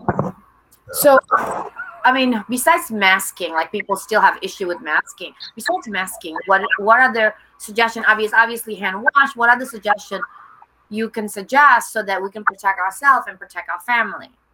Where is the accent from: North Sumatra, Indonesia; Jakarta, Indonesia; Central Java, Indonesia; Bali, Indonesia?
Jakarta, Indonesia; I was born in Jakarta